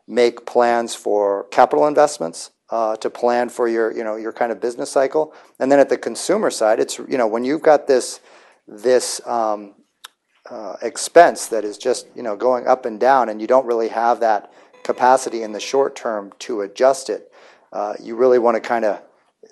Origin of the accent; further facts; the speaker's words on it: United States